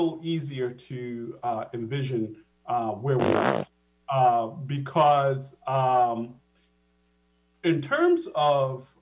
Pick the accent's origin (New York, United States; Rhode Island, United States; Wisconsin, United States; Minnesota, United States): Rhode Island, United States; Providence; moved away as an adult; also born or lived in Boston, Massachusetts; Providence, Rhode Island is where I was born.